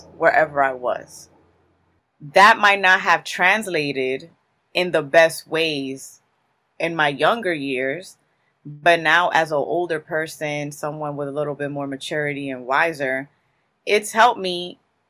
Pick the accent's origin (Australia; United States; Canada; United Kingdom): United States; Newark, New Jersey; I was born and raised in Newark, New Jersey